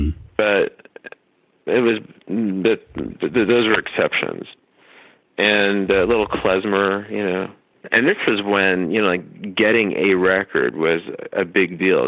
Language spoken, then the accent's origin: English; Dallas, Texas, United States; I grew up in Dallas. So you grew up in a place like Dallas in the 80s, like I did